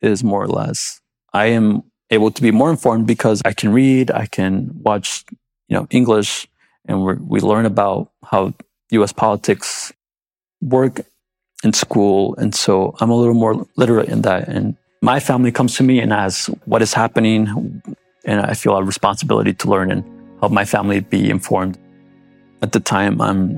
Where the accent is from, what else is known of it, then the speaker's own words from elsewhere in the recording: Goshen, United States; also born or lived in Mexico; I grew up in Goshen since I was 3.